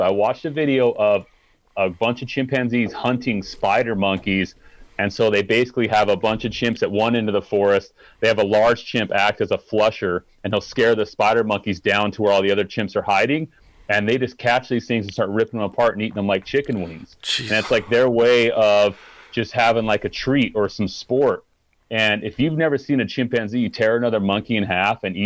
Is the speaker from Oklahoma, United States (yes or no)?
no; Utah, United States; I grew up in Utah